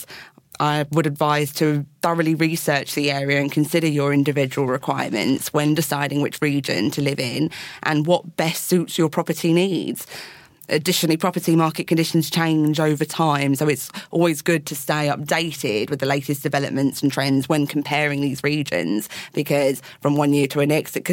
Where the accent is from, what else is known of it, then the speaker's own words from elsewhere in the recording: Chatham, South East England, United Kingdom; also born or lived in Rochester; I grew up in Medway. I lived in Chatham and I went to school in Rochester.